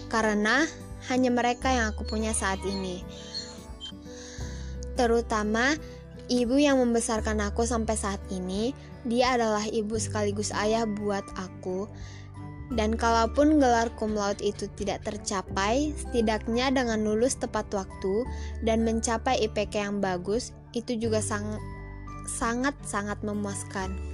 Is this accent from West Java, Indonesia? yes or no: no; North Sumatra, Indonesia; Aku berasal dari Sumatera Utara